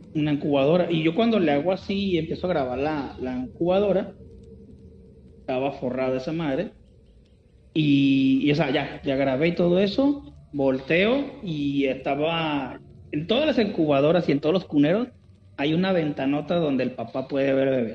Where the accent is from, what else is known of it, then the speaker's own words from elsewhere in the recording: Guadalajara, Jalisco, Mexico; Yo soy de Guadalajara